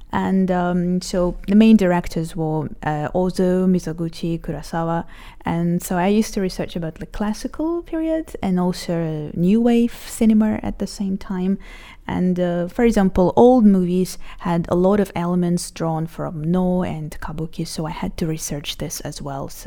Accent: Israel; I'm 29 years old And I'm from Israel.

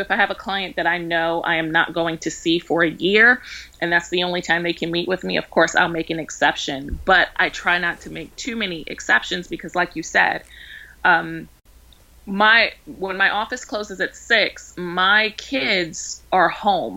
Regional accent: Baltimore, Maryland, United States; now in Georgia, United States; I'm from Baltimore, so it was kind of a culture shock when we moved down here.

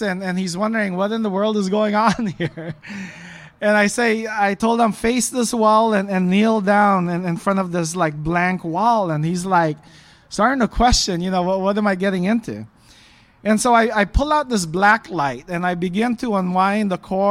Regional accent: Los Angeles, California, United States; also born or lived in Philippines; I was born in the Philippines, left when I was 4 years old with my family, and we grew up mostly in the LA area

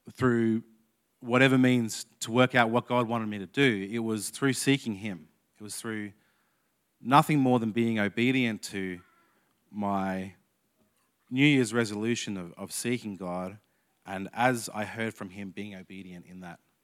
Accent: Canberra, Australian Capital Territory, Australia; I'm from Canberra, but my dad was born in Queensland, so I claim Queensland heritage.

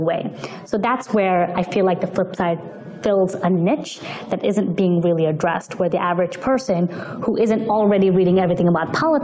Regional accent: New York City, New York, United States; So I moved to the States when I was 8 years old. I grew up in New York City

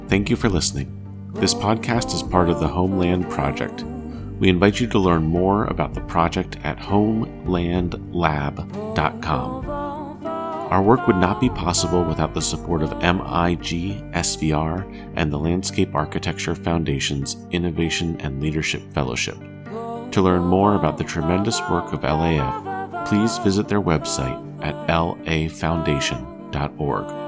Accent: D.C., Maryland, United States; I grew up just outside of Washington, D, D C, and Maryland.

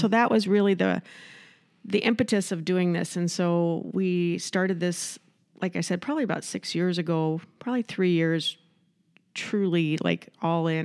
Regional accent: Iowa, United States; moved away as an adult; also born or lived in Southern California; now in Rochester, United States; I'm from Iowa

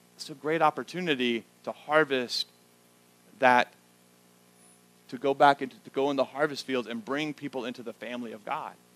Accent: the South, United States; moved away as an adult; now in Schnecksville, United States; I grew up in the South.

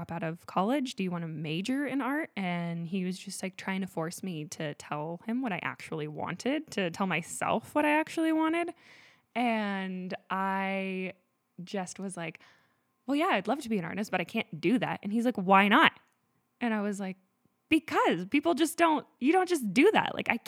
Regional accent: Grass Valley, California, United States; I have been born and raised in Grass Valley, California. I have always loved it here. I consider myself like a forest child.

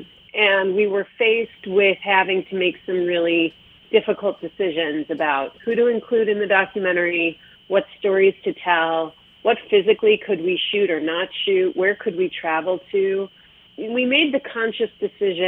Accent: Chicago, Illinois, United States; moved away as an adult; now in Los Angeles, United States; I grew up in Chicago. My mother was a food writer in the city. I moved to Los Angeles 6 years ago

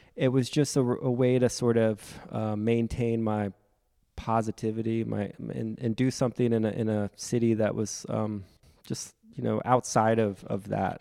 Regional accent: Frederick, Maryland, United States; moved away; also born or lived in New York / Providence; I'm from Frederick, Maryland

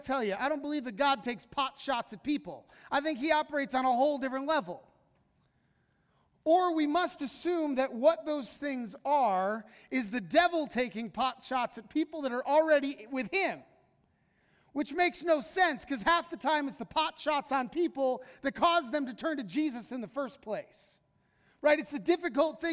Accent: United States; American Christians

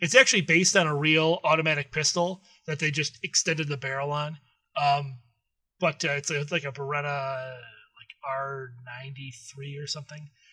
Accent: Detroit, Michigan, United States; we're from the Detroit area

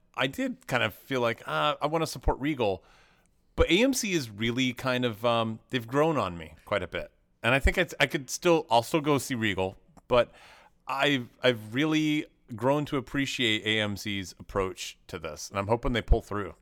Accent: Knoxville, Tennessee, United States; moved away; I grew up in Knoxville, Tennessee

